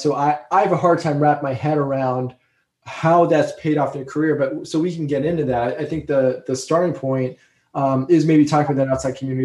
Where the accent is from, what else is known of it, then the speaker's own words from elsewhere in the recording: New Jersey, United States; moved away; I was from New Jersey